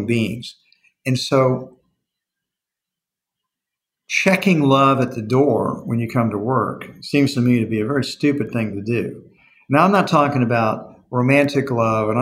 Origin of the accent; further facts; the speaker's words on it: Texas, United States; I'm a Texan